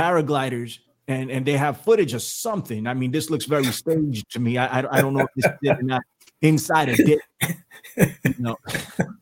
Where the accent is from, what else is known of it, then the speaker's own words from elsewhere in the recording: United States; I'm an American